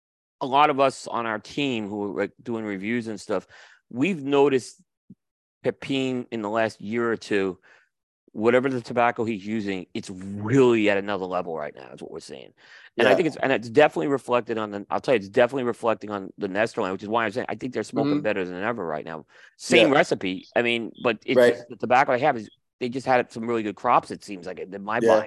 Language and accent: English; Northeast, United States; I hear a lot, like growing up in the Northeast, people like winter smokes and all.